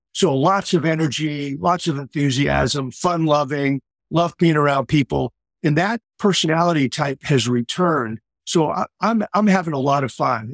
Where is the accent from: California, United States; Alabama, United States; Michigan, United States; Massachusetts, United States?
Massachusetts, United States; Boston; moved away as an adult; now in Cocoa Beach, United States; I grew up in the Boston area